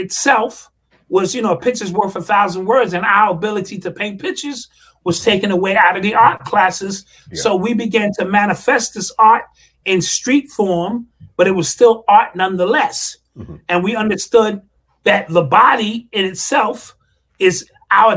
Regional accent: New York City, New York, United States; Growing up in the Bronx, three or four blocks away from Cedar Park

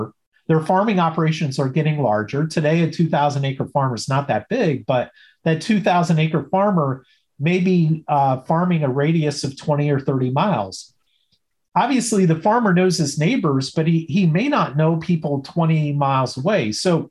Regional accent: Illinois, United States; I go back to when I grew up in Southern Illinois, everybody in the small town, you know, kind of knew me, knew my last name, and I knew most people, right? Town of 5,000 people.

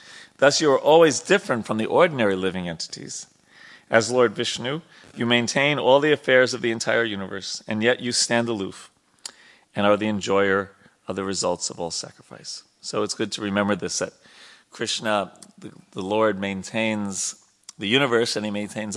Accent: New York, United States; I was born in a city. I grew up in New York

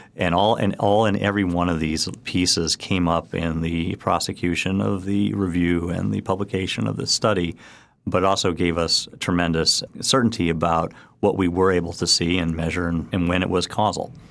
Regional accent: Chicago, Illinois, United States; now in New York City, United States; I grew up in the University of Chicago

